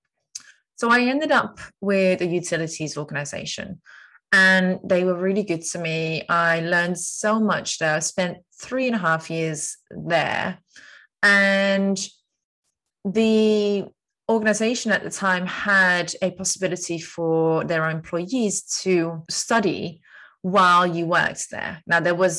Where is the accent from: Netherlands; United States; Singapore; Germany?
Netherlands; moved away as an adult; now in London, United Kingdom; 32 years old, Dutch citizen. I am a Londoner since 2015, so I've been living in London actually for the last 6.5 years now.